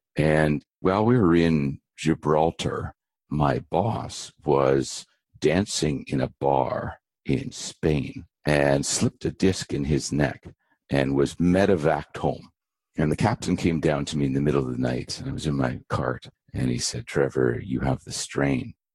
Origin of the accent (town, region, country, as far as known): Abbotsford, British Columbia, Canada; born or raised there; also born or lived in Vancouver, British Columbia